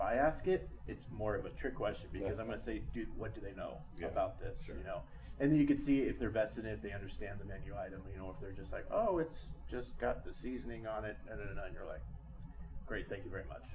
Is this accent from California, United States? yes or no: yes; Southern California, United States; moved away; I grew up in Southern California, and as a kid, I loved going to In-N-Out.